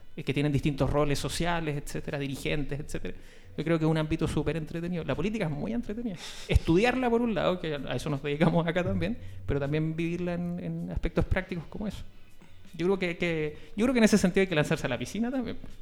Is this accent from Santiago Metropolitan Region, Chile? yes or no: no; Valparaíso, Chile; yo eh, nací y me crié en Playante